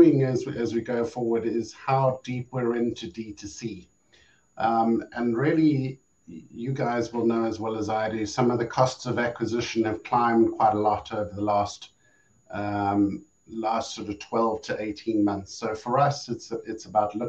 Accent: South Africa; moved away as an adult; now in Europe; my home country of South Africa

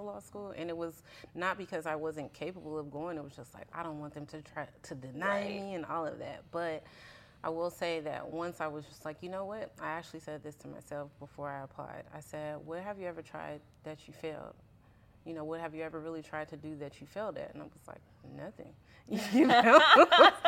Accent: Richmond, California, United States; growing up in Richmond, you know, they have a lot of refineries and stuff.

